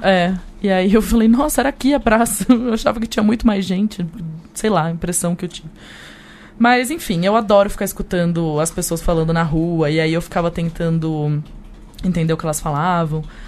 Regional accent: Brazil; eu sou do Brasil

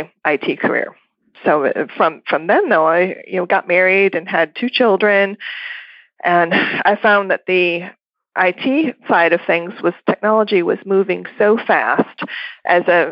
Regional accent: Michigan, United States; moved away as an adult; now in Austin, United States; I was born and raised in Michigan, so I wasn't even brought up in Texas

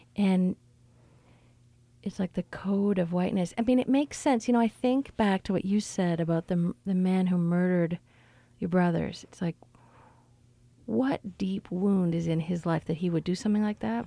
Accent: Canada; now in United States; as a Canadian here

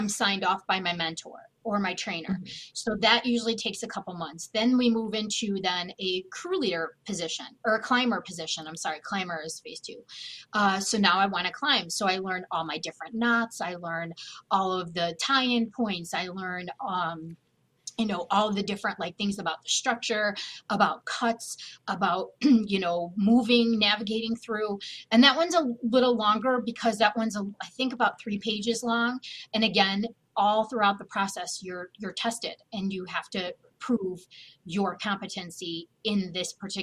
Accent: Chicago, Illinois, United States; I'm from Chicago, so I call it arborculture

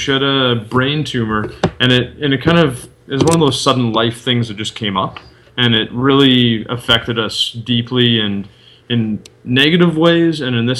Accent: Canada; moved away as an adult; now in Netherlands; for me at least, being a Canadian

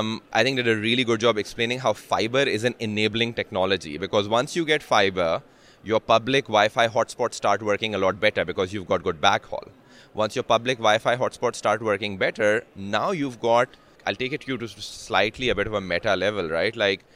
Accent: Pakistan; I'm from Pakistan, and Pakistan's a very key market for me where I'm currently focusing.

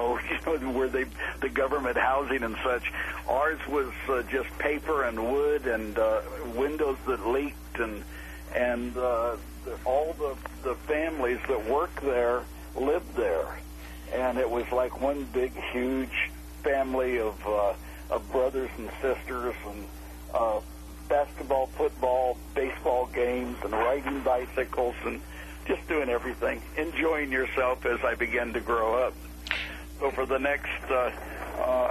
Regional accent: McGill, Nevada, United States; I was born in White Pine County. It's in Nevada, in a town called, it was Ely is what I put on yours, but it was actually a mining town alongside Ely called McGill, Nevada.

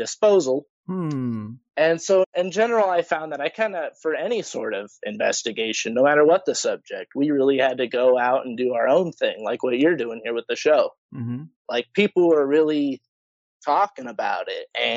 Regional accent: Idaho, United States; I'm from Idaho, pretty backwater place

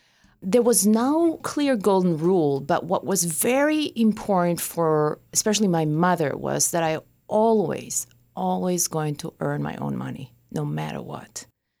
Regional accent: Israel; I grew up in Israel, so I experienced, five wars, terror attacks? I learned survival from the day I was born.

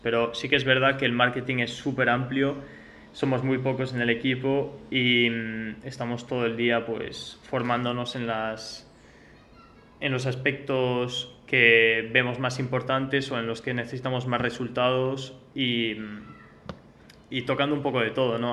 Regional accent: France; moved away; also born or lived in United States; nací en Francia y he vivido también en Estados Unidos

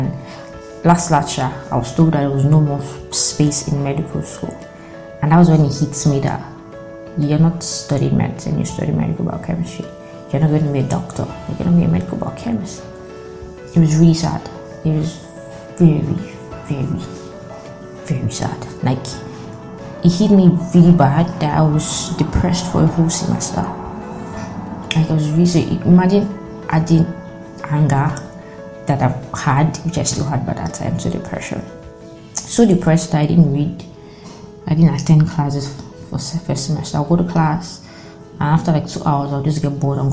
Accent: Delta, Nigeria; I'm from Delta State, so as an indigene

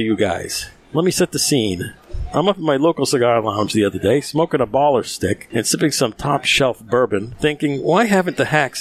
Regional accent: Rhode Island, United States; moved away; I'm from Rhode Island originally

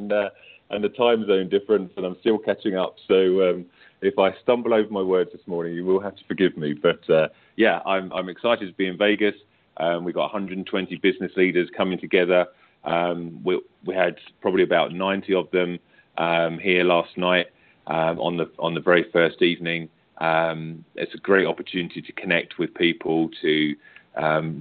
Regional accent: United Kingdom; accent: British; I'm British

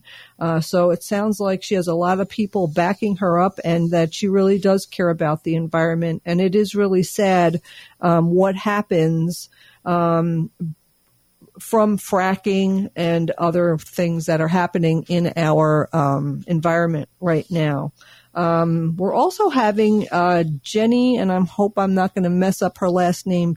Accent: New York, United States; accent: New York; my New York accent

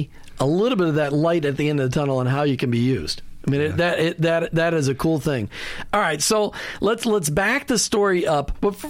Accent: Minnesota, United States; I grew up in Minnesota where college sports meant nothing.

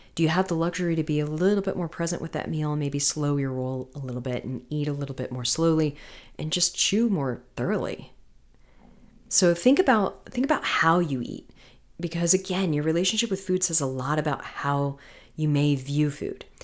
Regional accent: Florida, United States; moved away; I'm from Florida originally

